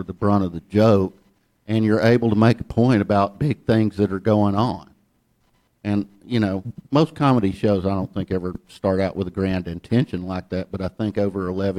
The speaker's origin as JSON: {"language": "English", "town": "Ellijay", "region": "Georgia", "country": "United States", "tie": "born or raised there", "also_born_or_lived": "New York", "moved": "yes", "said": "I grew up in Ella J, Georgia. Nobody's going to clap for Ella J. I mean, I have fond memories of the place now, but it took me a long time to recall them. When I moved to New York the first time, which was in 1984"}